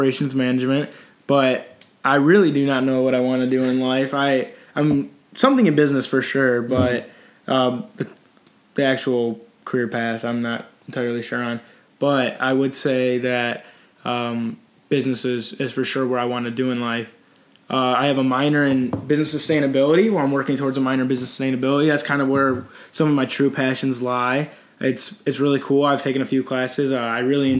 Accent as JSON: {"language": "English", "town": "Parma", "region": "Ohio", "country": "United States", "tie": "born or raised there", "lives_now": "Columbus, United States", "said": "I'm from Parma, Ohio"}